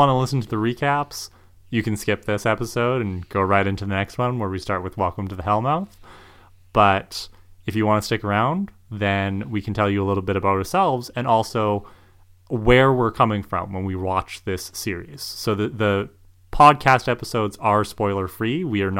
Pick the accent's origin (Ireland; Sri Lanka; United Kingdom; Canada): Canada; accent: Canadian; First thing I think people need to know is I'm Canadian.